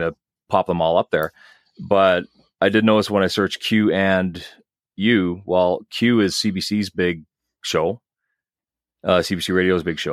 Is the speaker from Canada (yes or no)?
yes; Dauphin, Manitoba, Canada; I grew up in Dauphin